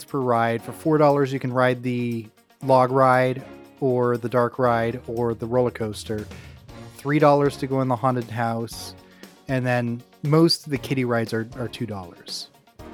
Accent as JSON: {"language": "English", "region": "Oregon", "country": "United States", "tie": "born or raised there", "said": "It's wonderful to live here. Yeah, I really appreciate my home state a lot."}